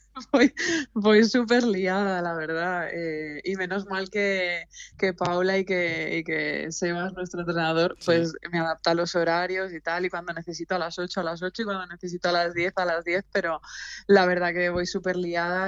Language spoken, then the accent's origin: Spanish; Alicante, Valencian Community, Spain; moved away; also born or lived in Tenerife; las dos somos de Alicante